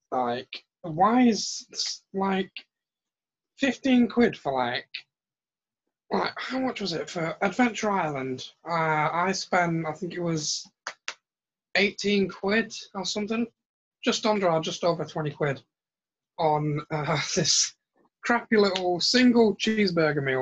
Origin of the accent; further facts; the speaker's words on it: United Kingdom; I'm a I'm a Brit. It's what we do.